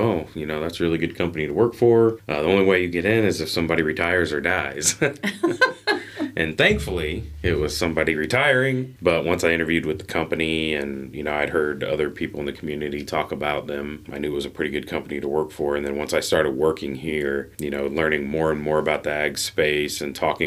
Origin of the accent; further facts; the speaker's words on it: North Manchester, Indiana, United States; also born or lived in Florida / West Chicago; I grew up in North Manchester, a couple, 20 miles north of here, I guess